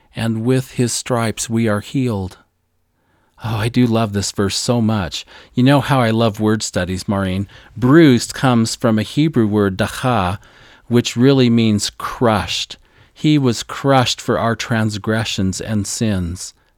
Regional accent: Missouri, United States; my home state of Missouri on our forested farm

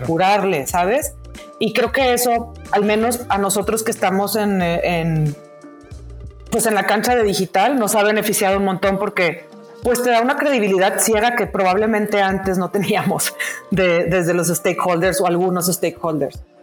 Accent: Monterrey, Nuevo León, Mexico; siendo regia

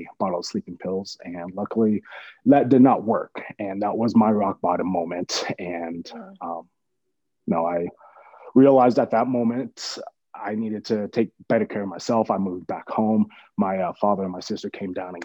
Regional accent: Gillette, Wyoming, United States; moved away as an adult; also born or lived in Denver, Colorado; I am from Gillette, Wyoming. I moved back home to Gillette

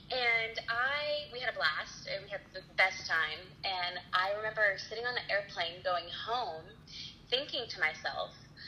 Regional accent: Florida, United States; moved away as an adult; now in Nashville, United States; I'm originally from Florida

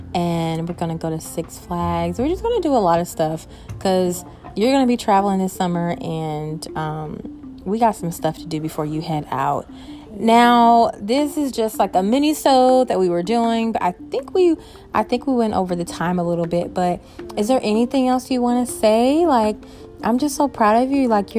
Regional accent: North Chicago, Illinois, United States; born there; our summers and our Christmas holidays in Chicago, because that's where I was born. I was born in North Chicago

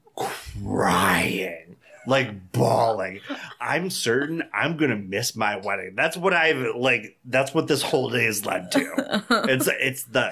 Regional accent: Dunkirk, New York, United States; I'm from Dunkirk, but I'm not that trashy

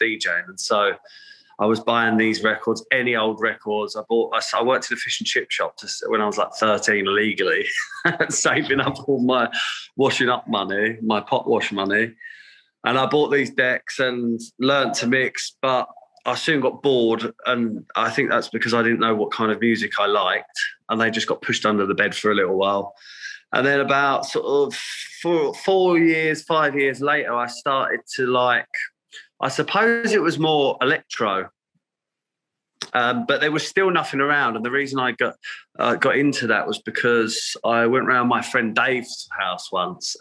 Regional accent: Essex, East of England, United Kingdom; I am born and raised in Essex on the east coast of the UK

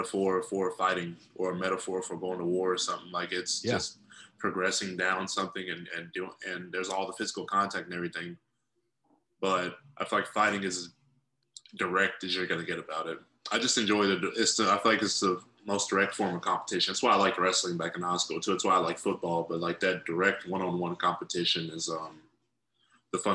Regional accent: Paducah, Kentucky, United States; I grew up in Paducah, Kentucky

